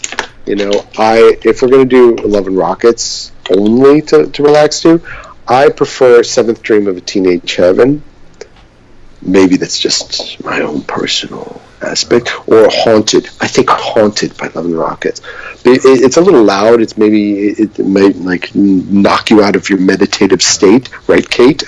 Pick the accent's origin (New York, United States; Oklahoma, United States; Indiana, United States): New York, United States; New York City; growing up in New York City.